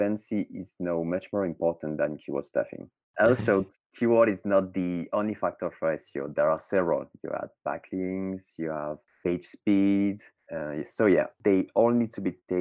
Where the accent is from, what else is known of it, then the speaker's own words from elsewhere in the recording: France; accent: French; English is a second language; I'm French, obviously, as you can hear with my accent